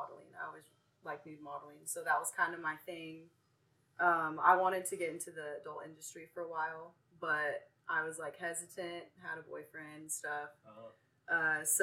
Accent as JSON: {"language": "English", "region": "Tennessee", "country": "United States", "tie": "born or raised there", "moved": "as an adult", "lives_now": "Las Vegas, United States", "said": "my hometown, good old Tennessee."}